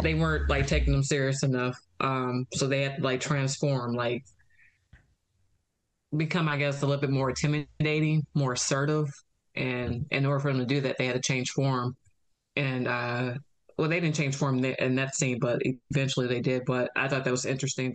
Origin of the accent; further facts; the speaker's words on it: United States; As an American